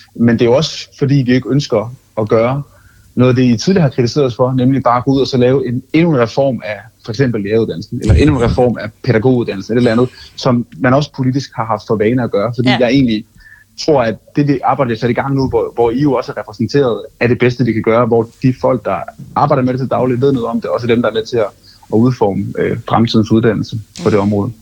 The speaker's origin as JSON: {"language": "Danish", "area": "Funen", "region": "Southern Denmark", "country": "Denmark", "said": "jeg som fynbo"}